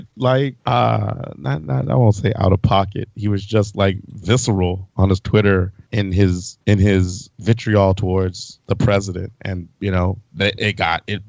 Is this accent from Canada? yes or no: no; Belize; I'm from Belize